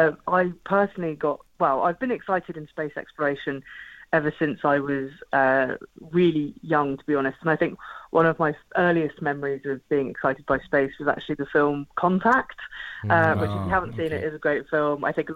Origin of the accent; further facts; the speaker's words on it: Portsmouth, South East England, United Kingdom; So then in terms of Portsmouth, so I'm originally from Portsmouth, so it's my hometown, very, very proud of it.